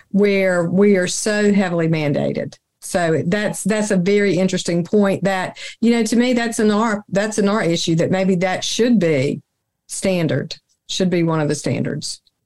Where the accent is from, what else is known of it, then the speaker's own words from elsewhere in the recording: the South, United States; I'm from the South